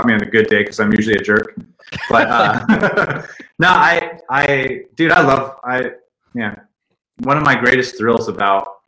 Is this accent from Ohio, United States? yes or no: no; Stockton, California, United States; A little place called Stockton, California. It's northern